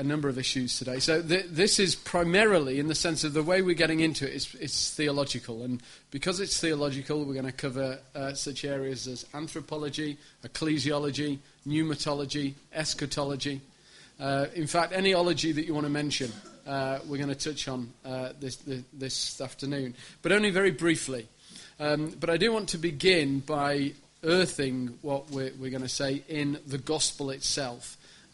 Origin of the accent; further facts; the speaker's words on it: Sheffield, Yorkshire and the Humber, United Kingdom; I'm from Sheffield, which is a beautiful city in the north of the country